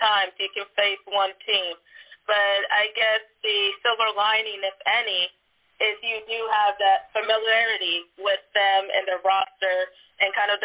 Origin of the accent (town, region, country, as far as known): Kansas City, United States; born or raised there